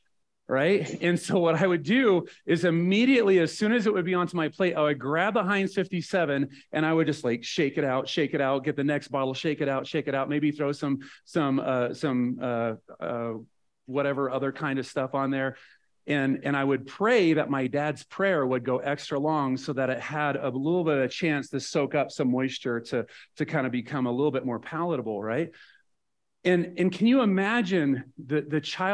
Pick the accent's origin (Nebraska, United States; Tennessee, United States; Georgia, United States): Nebraska, United States; also born or lived in Kansas; I grew up in Nebraska